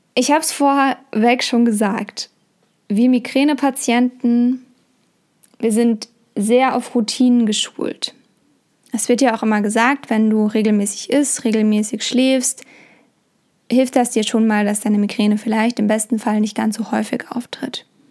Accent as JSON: {"language": "German", "country": "Germany", "said": "bei uns in Deutschland"}